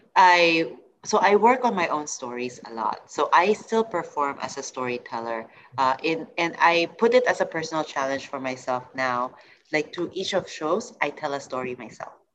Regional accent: Singapore; moved away as an adult; also born or lived in United States; I'm coming from Asia, I'm coming from Singapore

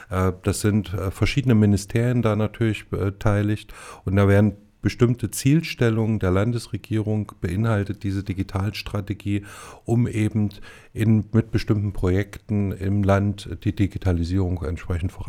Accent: Erfurt, Thuringia, Germany; born there; ich bin gebürtiger Erfurter und denke, dass Erfurt noch ein bisschen Werbung gebrauchen könnte.

